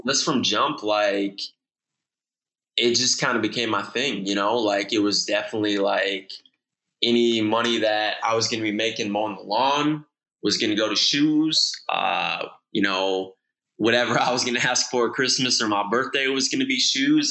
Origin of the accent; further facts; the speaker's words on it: Okemos, Michigan, United States; I grew up in Okemos, Michigan. Uh, it's right outside of Lansing, Michigan